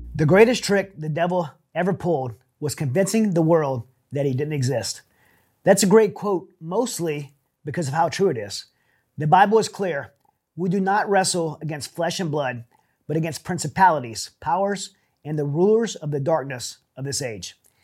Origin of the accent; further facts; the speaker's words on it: Louisiana, United States; now in Houston, United States; we're both from Louisiana